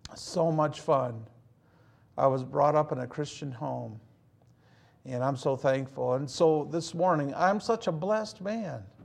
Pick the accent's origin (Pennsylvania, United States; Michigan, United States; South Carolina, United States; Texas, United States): Michigan, United States; Hazel Park; also born or lived in Pontiac, Michigan; growing up in Hazel Park, Michigan